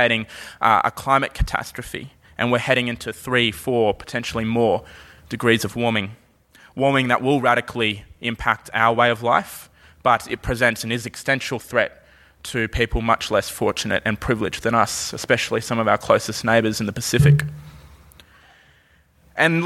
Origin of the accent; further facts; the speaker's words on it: Brisbane, Queensland, Australia; when I say, you know, Brisbane